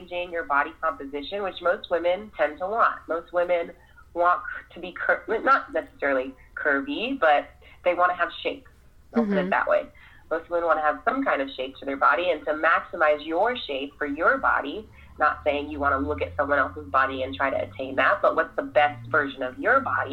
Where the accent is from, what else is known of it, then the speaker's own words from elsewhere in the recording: United States; I'm African American